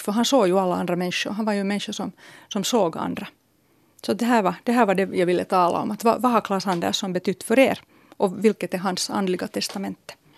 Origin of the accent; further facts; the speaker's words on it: Helsinki, Uusimaa, Finland; min hemstad